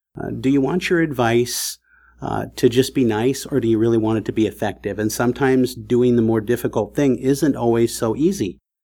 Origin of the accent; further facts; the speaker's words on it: California, United States; I grew up in California on the West Coast in a very impoverished, you know, neighborhood in the housing projects.